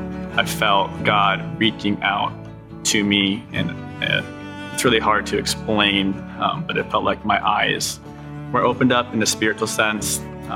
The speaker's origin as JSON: {"language": "English", "country": "Japan", "tie": "born or raised there", "also_born_or_lived": "United States", "said": "I was born in America, but I grew up overseas in Japan. My parents were missionaries over there, so shout out to mom and dad."}